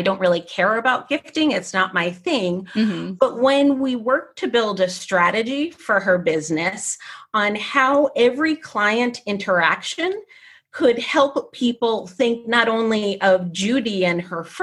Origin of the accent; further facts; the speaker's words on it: New Jersey, United States; I grew up in New Jersey.